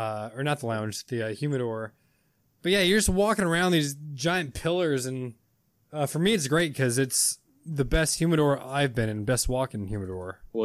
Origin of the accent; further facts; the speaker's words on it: California, United States; I'm from California